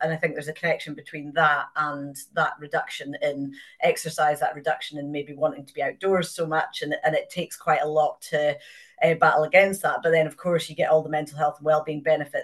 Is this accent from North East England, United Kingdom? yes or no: no; Inverness, Scotland, United Kingdom; I grew up in Inverness. My parents moved here before I was born